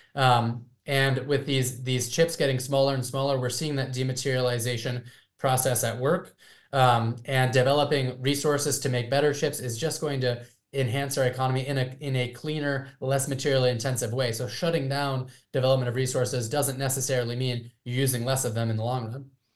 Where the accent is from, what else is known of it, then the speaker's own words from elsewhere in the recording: California, United States; my home state of California